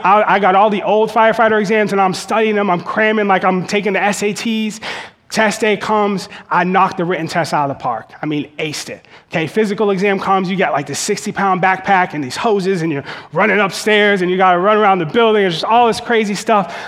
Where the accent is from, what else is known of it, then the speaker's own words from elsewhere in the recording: Boston, Massachusetts, United States; where I grew up in Boston, it's really hard to get on the fire department.